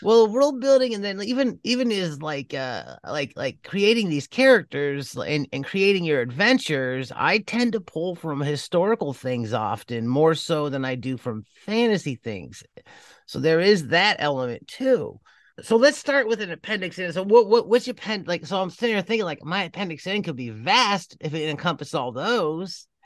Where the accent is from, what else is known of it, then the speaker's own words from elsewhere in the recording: Cleveland, Ohio, United States; moved away; When I was growing up in Cleveland